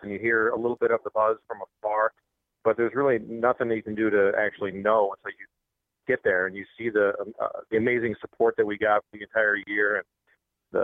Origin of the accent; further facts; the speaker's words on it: Buffalo, New York, United States; It's my hometown